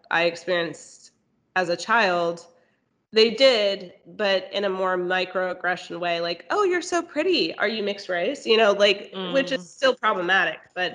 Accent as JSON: {"language": "English", "region": "Texas", "country": "United States", "tie": "born or raised there", "moved": "as an adult", "said": "I grew up in Texas"}